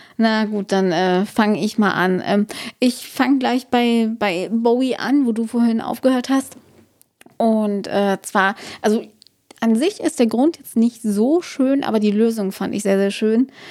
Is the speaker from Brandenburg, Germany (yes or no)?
yes; Brandenburg, Germany; sind Brandenburgs Wälder, also meine Heimat